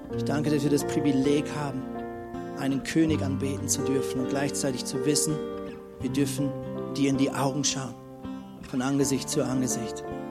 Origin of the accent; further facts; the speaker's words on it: Lemgo, North Rhine-Westphalia, Germany; bei uns in unserem kleinen, süßen Städtchen Lemgo, wo ich aufgewachsen bin